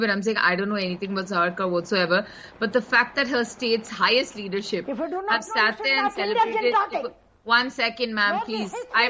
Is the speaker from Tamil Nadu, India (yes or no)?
no; Karnataka, India; I'm a Kannadiga. I am from Karnataka.